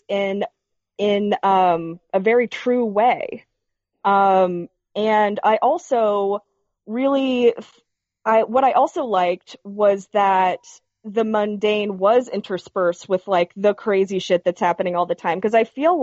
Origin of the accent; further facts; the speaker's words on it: Knoxville, Tennessee, United States; I'm from East Tennessee, so, like, I'm not sure how many other people know who that is. Like, I'm literally from Knoxville